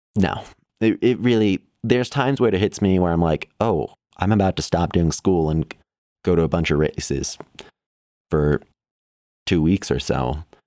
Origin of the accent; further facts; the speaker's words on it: Evergreen, Colorado, United States; also born or lived in Chicago, Illinois; we moved from Chicago when I was eleven, and we've been in Evergreen, Colorado, outside of Denver pretty much ever since then